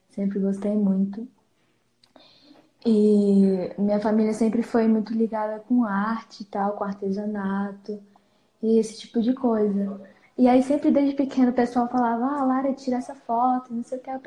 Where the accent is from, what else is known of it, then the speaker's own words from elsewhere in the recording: Planaltina, Federal District, Brazil; Eu tenho 17 anos e sou de Brasília, na verdade, Panaltina, que fica no entorno de Brasília.